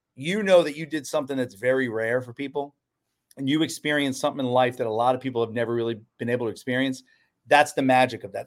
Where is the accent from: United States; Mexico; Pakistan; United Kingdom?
United States; Orlando, Florida; growing up in Orlando, I learned hospitality.